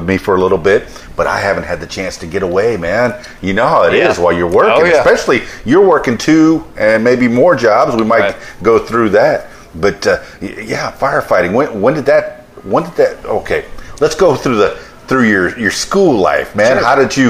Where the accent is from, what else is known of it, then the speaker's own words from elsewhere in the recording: Florida, United States; moved away; Yeah, like I said, I'm here from South Florida. I've never been back.